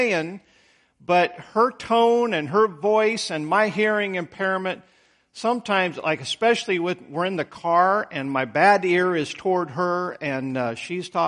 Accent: Idaho, United States; now in Troutman, United States; I grew up in Idaho out in the country

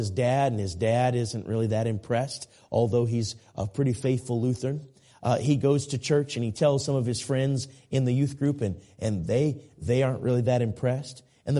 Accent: Minneapolis, Minnesota, United States; now raised in Minneapolis, and where I grew up in the Minneapolis-St. Paul area.

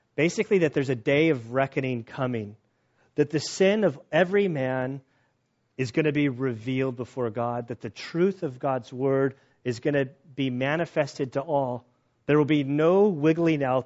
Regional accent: United States; being an American

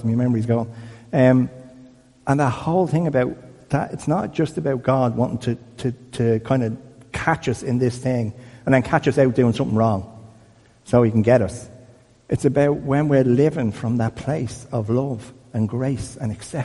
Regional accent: Dublin, Leinster, Ireland; I'm from Crumlin

